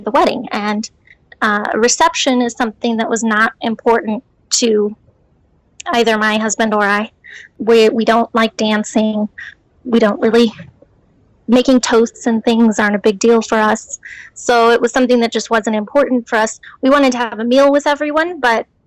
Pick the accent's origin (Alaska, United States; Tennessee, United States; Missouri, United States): Missouri, United States; Branson; moved away as an adult; now in New York City, United States; I am from Branson, Missouri, but we were living, or are living, in New York City